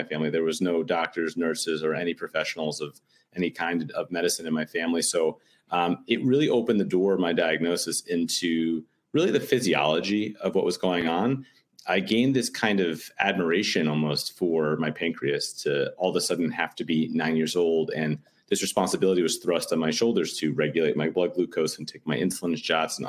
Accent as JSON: {"language": "English", "town": "New York City", "region": "New York", "country": "United States", "tie": "born or raised there", "said": "I'm born and raised in New York City in the Upper West Side."}